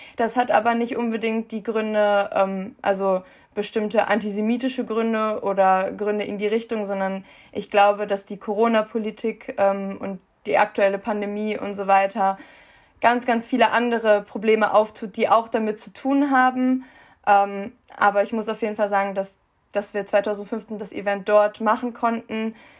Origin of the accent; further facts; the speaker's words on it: Germany; ich bin in Deutschland geboren, in Deutschland aufgewachsen